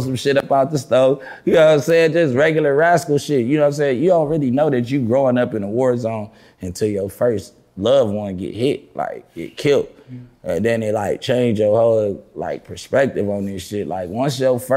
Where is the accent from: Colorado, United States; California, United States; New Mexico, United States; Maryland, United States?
California, United States; Los Angeles; I grew up on Slauson. See, I grew up in two hoods because my parents wasn't together